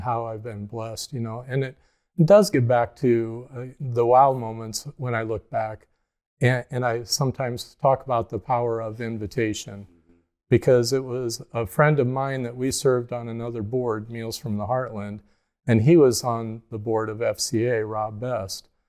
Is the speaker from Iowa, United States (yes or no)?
yes; Mechanicsville, Iowa, United States; I grew up in Cedar County, Iowa, uh, east of Cedar Rapids, outside a little town, Mechanicsville